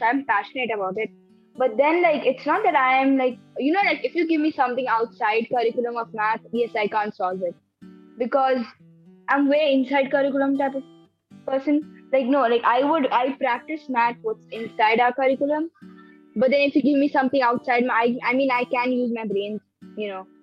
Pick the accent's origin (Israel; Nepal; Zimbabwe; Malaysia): Nepal; My mom is from India. My dad's from Nepal, but I'm legally Nepali because of my passport.